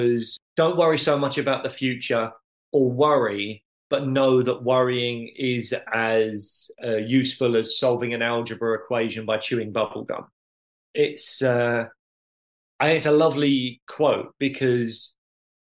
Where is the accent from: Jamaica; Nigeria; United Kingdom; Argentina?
United Kingdom; as a British teenager